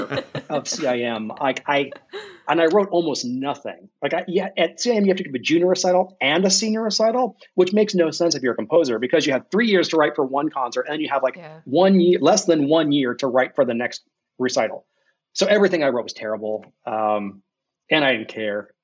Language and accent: English; Ohio, United States; I'm from Ohio